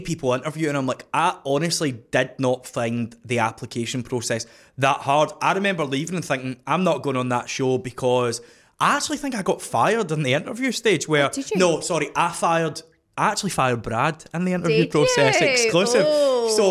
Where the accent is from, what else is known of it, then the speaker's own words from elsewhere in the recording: Scotland, United Kingdom; I'm from Scotland